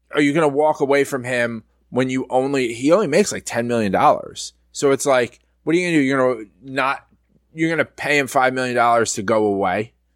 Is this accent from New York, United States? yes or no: yes; New York, United States; I'm from New York